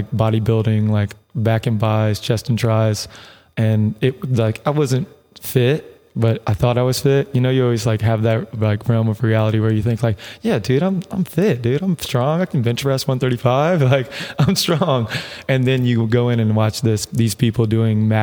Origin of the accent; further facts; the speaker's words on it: West Columbia, South Carolina, United States; now in Arizona, United States; I am coming live from West Columbia, South Carolina. So the capital of South Carolina is Columbia, but I come from the west side of that area